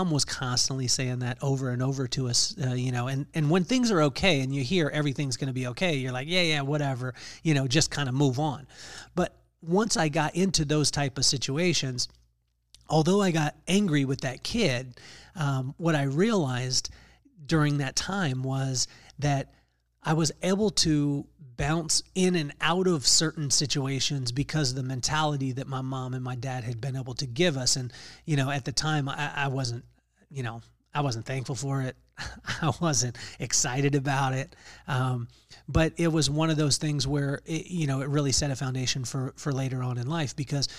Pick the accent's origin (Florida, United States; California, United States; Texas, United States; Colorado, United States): California, United States; Lompoc; we grew up in Lompoc, California, in Vandenberg Air Force Base.